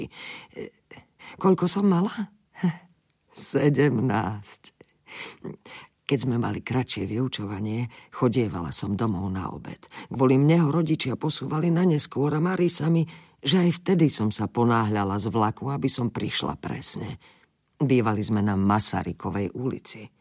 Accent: Himberany, Slovakia; born there; Narodila som sa v Himberanoch, kde sa moji rodičia usadili po prvej svetovej vojne.

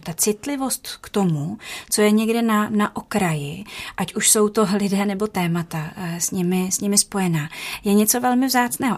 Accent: Louny, Ústí nad Labem Region, Czechia; já jsem se narodila v Lounech

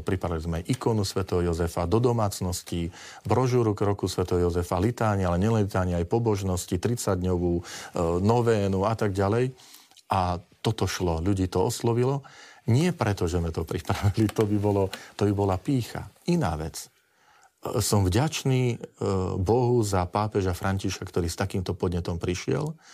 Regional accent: Kežmarok, Prešov Region, Slovakia; som spod Tatier z Kešmarku

